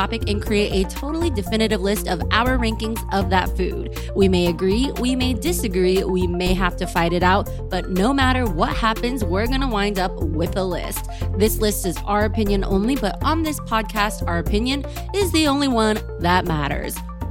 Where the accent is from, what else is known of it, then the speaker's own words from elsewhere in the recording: East Coast, United States; I'm from the East Coast. It was pretty cold in the winter, man.